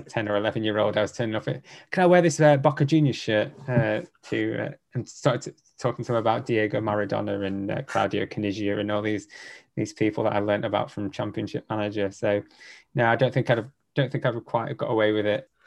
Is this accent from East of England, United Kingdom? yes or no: no; Penwortham, North West England, United Kingdom; I grew up in Preston. I grew up in a little town just outside Preston called Penwitham.